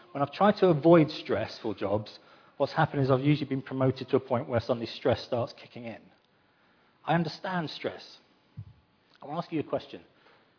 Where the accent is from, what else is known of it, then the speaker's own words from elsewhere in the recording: London, United Kingdom; I'm from London